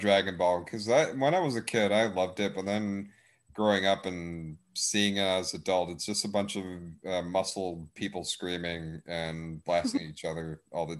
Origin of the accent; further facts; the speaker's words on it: Texas, United States; but I'm from Texas, of course, North Texas.